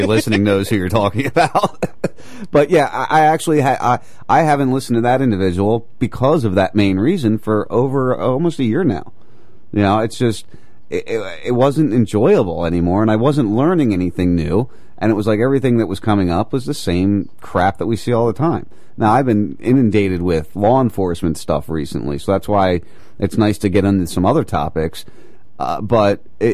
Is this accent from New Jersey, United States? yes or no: yes; New Jersey, United States; moved away as an adult; now in Florida, United States; I grew up in South Jersey